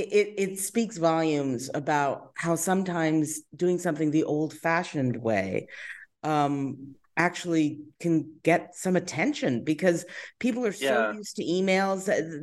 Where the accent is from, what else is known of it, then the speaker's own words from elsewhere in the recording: Long Island, New York, United States; also born or lived in Brooklyn Heights; I'm from Long Island originally